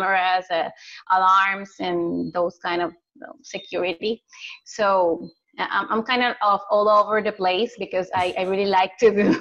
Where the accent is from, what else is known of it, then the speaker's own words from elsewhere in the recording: Puerto Rico; I was born and raised here in Puerto Rico, the center of the island